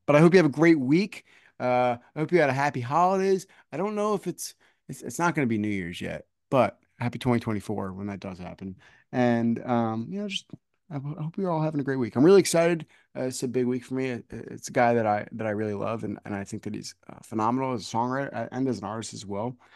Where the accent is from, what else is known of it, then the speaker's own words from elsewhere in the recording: New Jersey, United States; I grew up here in New Jersey